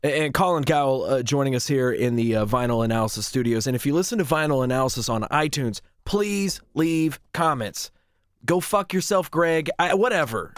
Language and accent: English; Marietta, Ohio, United States; we grew up here in Marietta, Ohio